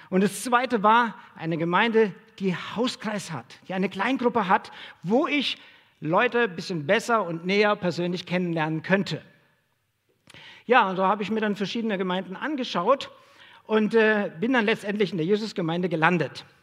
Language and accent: German; Hesse, Germany; moved away as an adult; now in Dresden, Germany; Ich komme ursprünglich aus Hessen und ich habe ähm, Sozialpädagogik studiert